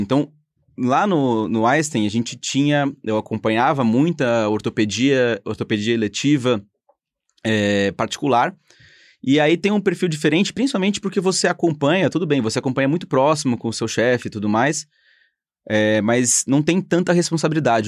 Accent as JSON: {"language": "Portuguese", "region": "São Paulo", "country": "Brazil", "said": "Eu sou de São Paulo"}